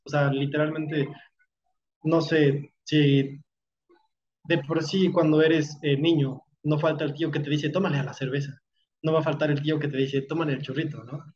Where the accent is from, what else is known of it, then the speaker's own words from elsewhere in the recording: Mexico; como mexicano a veces se nos haga menos solamente por ser mexicano